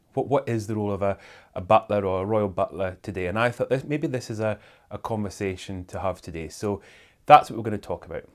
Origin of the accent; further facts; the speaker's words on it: Airdrie, Scotland, United Kingdom; also born or lived in Kingussie, Scotland; we moved from Airdrie to a little town called Canousey.